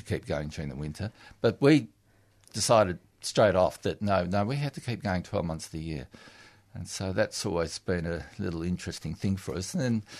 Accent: Western Australia, Australia; now in Melbourne, Australia; I come from Western Australia where there was no proper winters.

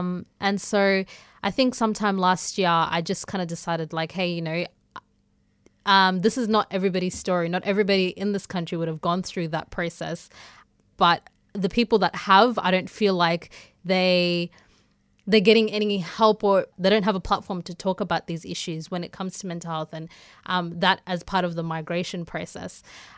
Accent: South Africa; moved away; So basically, I came from South Africa in 2002 with my parents. And coming here, I would say probably was kind of an awakening. I was kind of oblivious to what was going on around me because, A, I was in my home country.

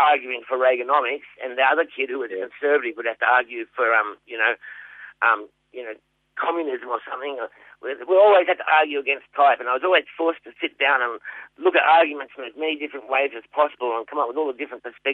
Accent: Sydney, New South Wales, Australia; moved away as an adult; also born or lived in Geelong; now in Melbourne, Australia; Primary school was in Wayland Primary School in the western suburbs of Sydney

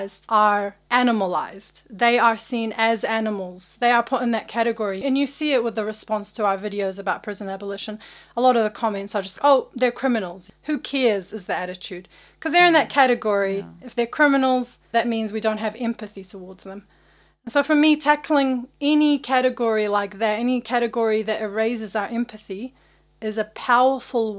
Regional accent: Iraq; now in New Zealand; I'm from Iraq

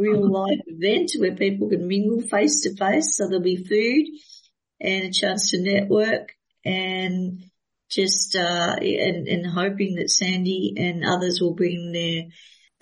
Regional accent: Melbourne, Victoria, Australia; I'm from Melbourne, but I'm in Adelaide

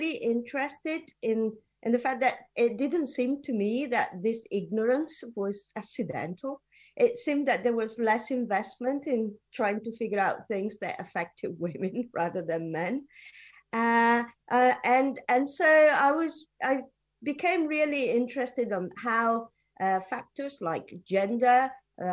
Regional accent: Italy; moved away as an adult; also born or lived in United Kingdom / United States; I was born in Italy and I did my undergraduate in Italy, but then I moved to the UK to do my PhD

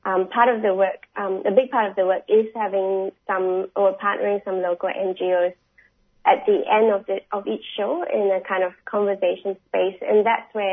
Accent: Singapore; now in Australia; I'm from Singapore originally. I hold a Singapore passport.

